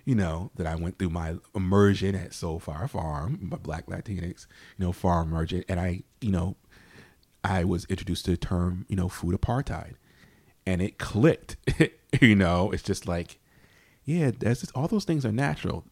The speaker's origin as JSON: {"language": "English", "town": "New Haven", "region": "Connecticut", "country": "United States", "tie": "born or raised there", "said": "I grew up in New Hallville in New Haven"}